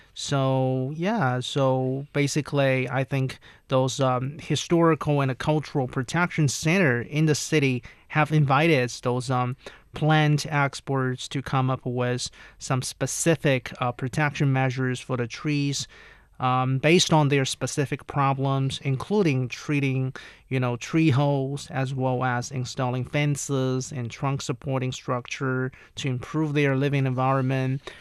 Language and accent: English; near Hangzhou, Zhejiang, China; now in Beijing, China; Hangzhou, right? Which is pretty close to my hometown